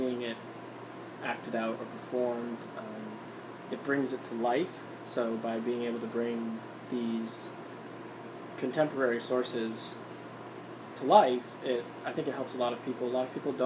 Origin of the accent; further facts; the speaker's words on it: Cape Cod, Massachusetts, United States; growing up on Cape Cod